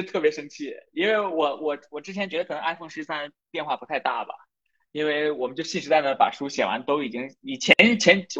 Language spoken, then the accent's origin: Chinese; Inner Mongolia, China; 我其实是内蒙人，但是我我家里面离东北特别近，因为你知道东北跟内蒙有东三省接壤的嘛。嗯，对，嗯，内蒙人。